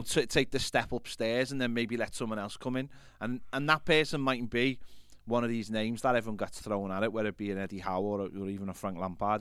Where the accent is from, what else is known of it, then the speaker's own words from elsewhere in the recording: England, United Kingdom; as English or even British people